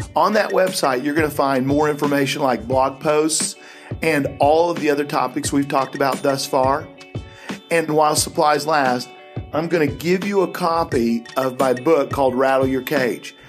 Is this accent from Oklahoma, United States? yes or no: yes; Tulsa, Oklahoma, United States; I was from Tulsa, Oklahoma.